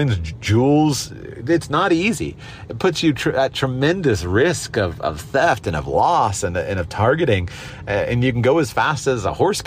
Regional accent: United States; I'm an American, hold an American passport

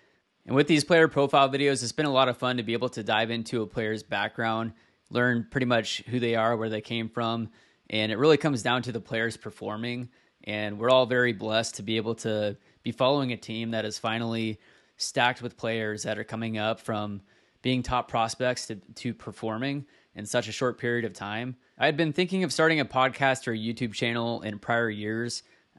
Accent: Washington, United States; So I was raised in Washington State, which is where I currently live as well.

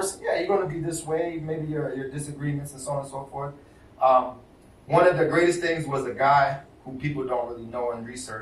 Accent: East Coast, United States; moved away; I was from the East Coast

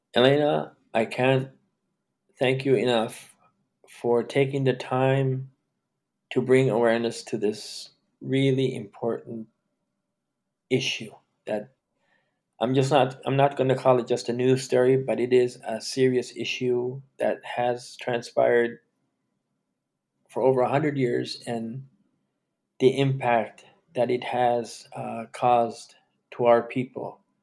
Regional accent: Canada; Growing up being Indian came with its own stigma

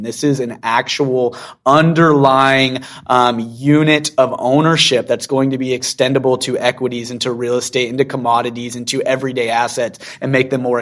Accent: Seattle, Washington, United States; now in Utah, United States; I actually grew up in Seattle

